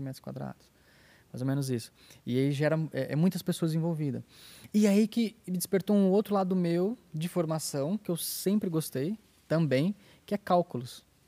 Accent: Brazil; da minha cidade, que eu sou de Paradópolis aqui do lado

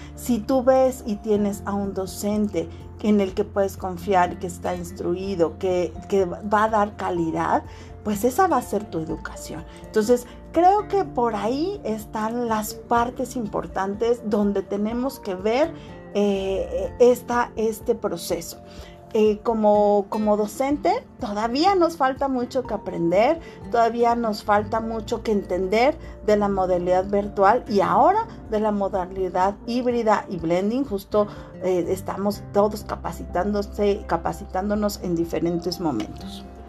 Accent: Mexico

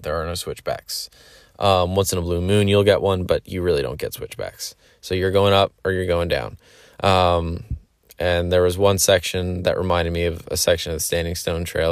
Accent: Pennsylvania, United States; I grew up in Pennsylvania

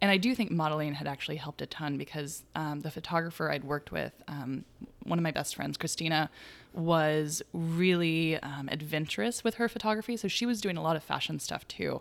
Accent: Chico, California, United States; now in Brooklyn, New York, United States; in Chico, my hometown

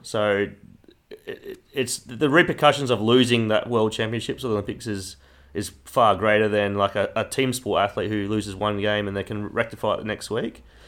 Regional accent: Kingaroy, Queensland, Australia; moved away; my hometown, Kingaroy in Queensland

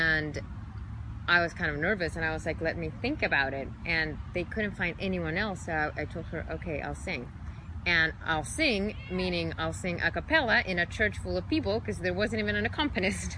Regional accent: Chile; English is a second language; moved away as an adult; also born or lived in New York; now in Los Angeles, United States; I was born and raised in Chile

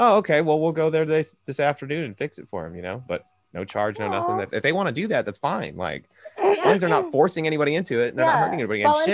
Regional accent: New Mexico, United States; now in Arkansas, United States; I'm from New Mexico, but I mean, I live in Arkansas right now

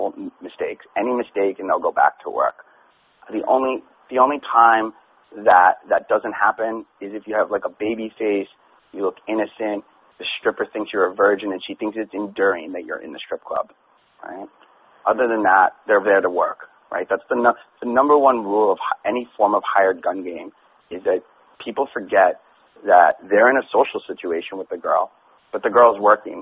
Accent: New York City, New York, United States; I grew up partying in New York City and being in the club scene

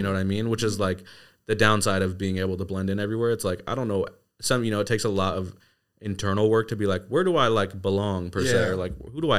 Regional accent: Seattle, Washington, United States; growing up in North Seattle was sick.

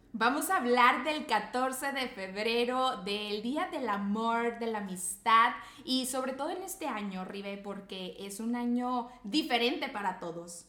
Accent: Monterrey, Nuevo León, Mexico; acá nosotros somos de Monterrey, Nuevo León

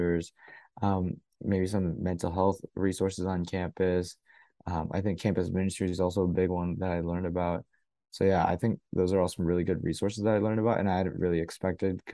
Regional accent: North Carolina, United States; moved away as an adult; now in Boston, United States; I'm from North Carolina, so a little bit ways away in the South.

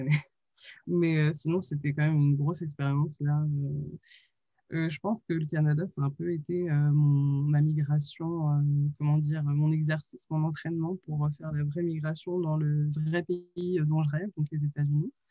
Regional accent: France; Oui, je suis française. Uniquement.

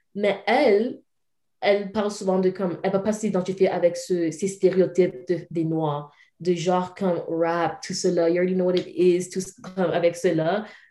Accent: Calgary, Alberta, Canada; also born or lived in Cameroon; en grandissant ici au Canada

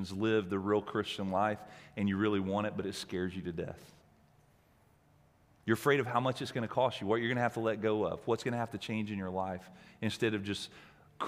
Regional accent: Alabama, United States; moved away; I grew up in Alabama

